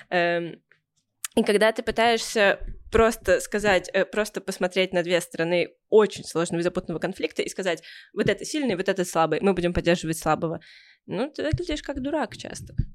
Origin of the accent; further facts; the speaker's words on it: Russia; born there; я родилась в крупном городе, ты родилась в маленьком городе, я родилась э, в России